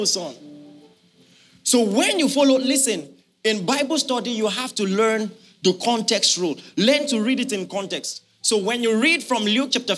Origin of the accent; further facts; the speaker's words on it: Nigeria; as a Nigerian